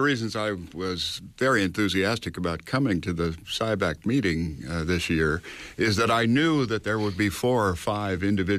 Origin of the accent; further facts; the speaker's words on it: New York, United States; I come from New York, and one of the most interesting things going on in New York right now is a project called Silicon Island